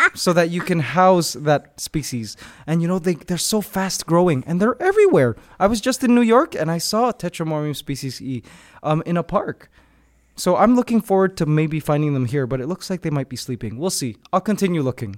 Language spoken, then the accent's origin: English; Canada; moved away as an adult; now in Philippines; I'm originally from Canada, but I recently moved to the Philippines just maybe five years ago